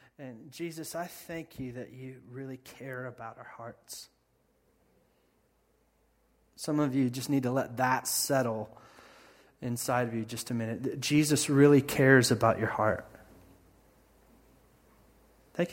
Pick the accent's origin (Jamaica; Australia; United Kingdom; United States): United States; Indiana; moved away; growing up in Indiana and my Midwest upbringing